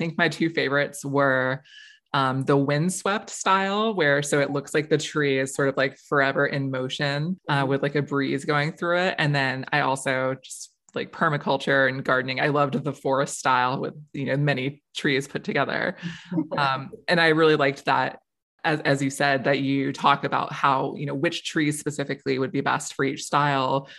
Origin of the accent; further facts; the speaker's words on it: Florida, United States; moved away; I grew up in Florida. I have survived many hurricane seasons down there.